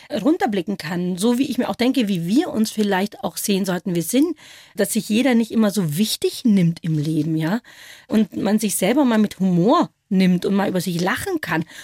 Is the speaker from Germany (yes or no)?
no; India; Und wenn ich dann vielleicht mal freundlicherweise sage aus Indien